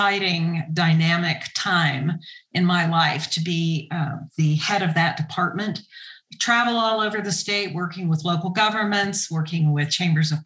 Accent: El Paso, Texas, United States; also born or lived in Honolulu, Hawaii; where I grew up in West Texas

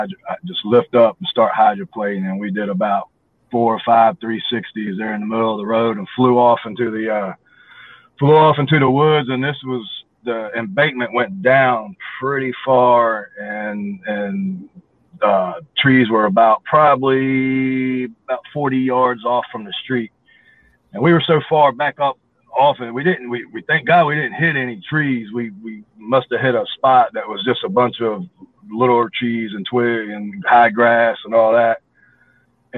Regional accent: Hampton, Virginia, United States; I'm originally from Hampton, Virginia, and I got the Coliseum there, and I grew up in the 80s watching Jim Crockett Promotions, Mid-Atlantic Championship Wrestling, NWA, right there in Hampton

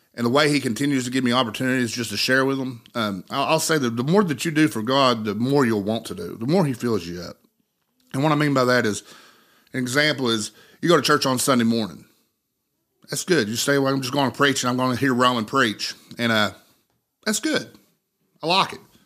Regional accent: Cold Creek, United States; living in Monroe County, for me, that's where I'm from. I was born and raised in Cold Creek

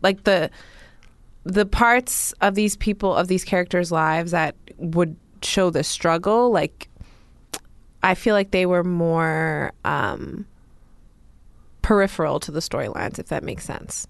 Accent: New York, United States; As a New Yorker

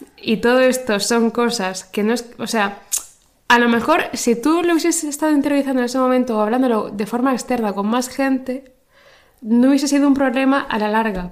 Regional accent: Spain; yo soy española y yo conozco los referentes españoles

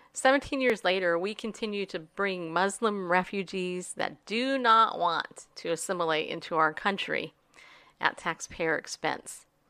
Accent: United States; especially as an American

